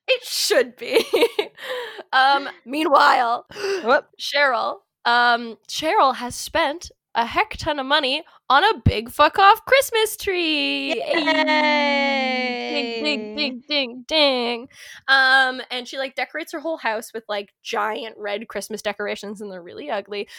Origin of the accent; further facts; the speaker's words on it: Kitchener, Ontario, Canada; I was born in Little Kitchener, Ontario.